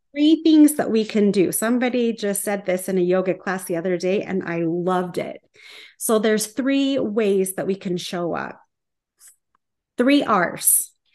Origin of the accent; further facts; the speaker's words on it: small town Utah, United States; moved away; I'm staying at this Airbnb in my hometown